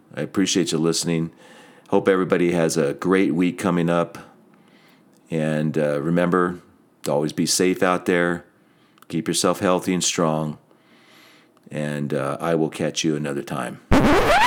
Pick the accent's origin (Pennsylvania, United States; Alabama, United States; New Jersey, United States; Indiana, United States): New Jersey, United States; just outside of Atlantic City; I grew up in New Jersey, just outside of Atlantic City